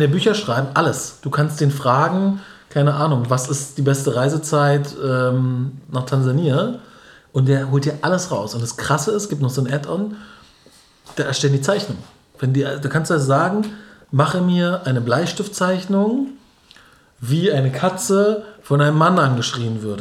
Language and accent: German; Berlin, Germany